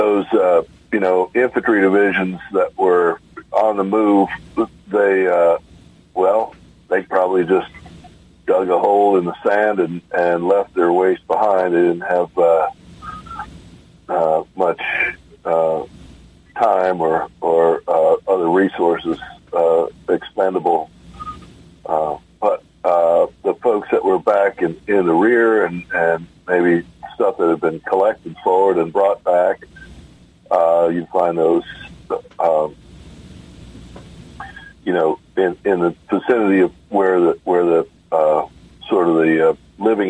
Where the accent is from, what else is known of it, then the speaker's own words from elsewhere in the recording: New York, United States; growing up in New York during the late 60s, early 70s